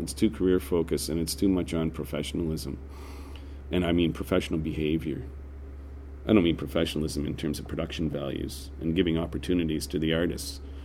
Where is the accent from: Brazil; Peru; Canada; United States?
Canada; I'm a Canadian